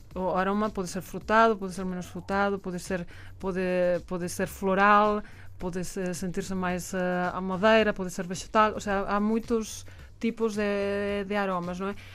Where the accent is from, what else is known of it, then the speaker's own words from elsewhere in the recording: Galicia, Spain; Portuguese is a second language; moved away as an adult; also born or lived in La Rioja / Douro / Alentejo; now in Portugal; eu sou da Galícia, depois fui, fui eh, estudar a, a, Rioja, depois fui viver